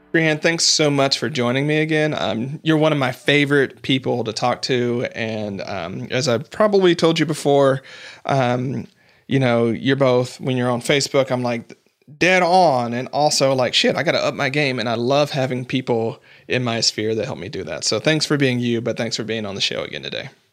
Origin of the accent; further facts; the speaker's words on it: United States; I'm not Canadian